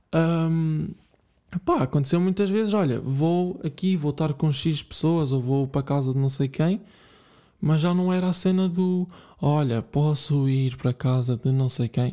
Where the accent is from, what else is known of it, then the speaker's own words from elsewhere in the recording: Bragança, Norte, Portugal; eu cresci em Bragança, uh, se vocês não sabiam, já, eu sou de Bragança.